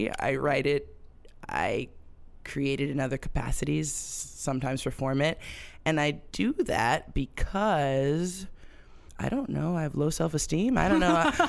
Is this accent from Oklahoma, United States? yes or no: no; Milwaukee, Wisconsin, United States; Okay, so I'm from Wisconsin.